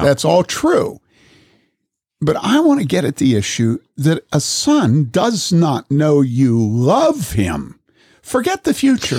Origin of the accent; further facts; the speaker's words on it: Wheaton, Illinois, United States; I grew up in this in Wheaton